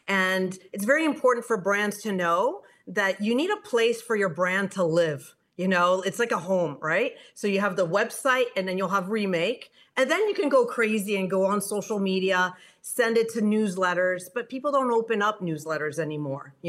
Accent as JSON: {"language": "English", "country": "Canada", "also_born_or_lived": "France / Silicon Valley", "moved": "as an adult", "said": "I'm from Canada"}